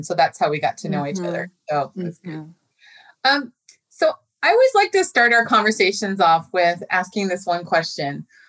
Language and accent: English; Tacoma, Washington, United States; I came to Tacoma in 1975 when my father was stationed at McCord Air Force Base. I grew up in Tacoma in the Tacoma School District. I graduated from Lincoln High School, and I spent my undergraduate and graduate career at Washington State University, where I studied geology.